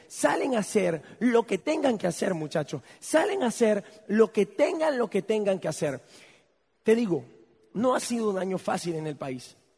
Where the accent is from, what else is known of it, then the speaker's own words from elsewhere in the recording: Venezuela; also born or lived in United States; no solamente ser venezolano, sino vivir en Venezuela